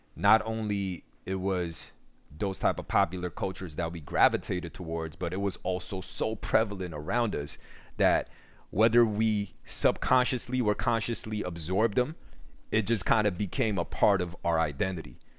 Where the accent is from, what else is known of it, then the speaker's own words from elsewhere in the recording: New York City, New York, United States; also born or lived in Korea / Elmhurst / Flushing; when I came to America in ninety-eight, and, um, I, I grew up, you know, I grew up in Queens ever since then